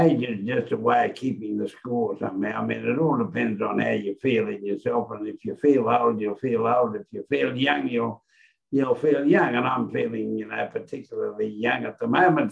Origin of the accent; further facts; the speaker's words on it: Queensland, Australia; as a Queenslander